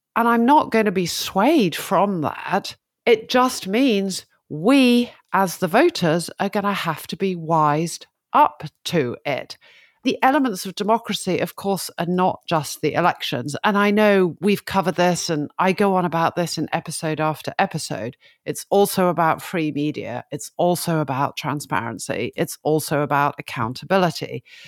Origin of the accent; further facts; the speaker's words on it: United Kingdom; I'm a Brit